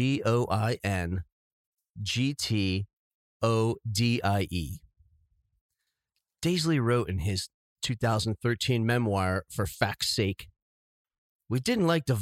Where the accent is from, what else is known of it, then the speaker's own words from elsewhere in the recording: United States; I'm American